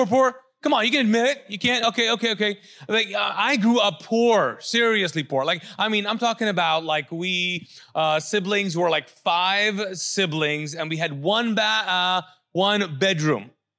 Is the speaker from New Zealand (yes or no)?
no; Kuwait; moved away; I came from Kuwait as a refugee and I'd been through a war.